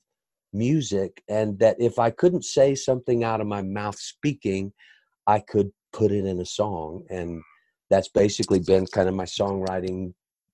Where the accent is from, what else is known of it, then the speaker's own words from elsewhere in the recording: Conroe, Texas, United States; also born or lived in Houston, Texas; I was born in Houston, Texas, and I grew up in Conroe in church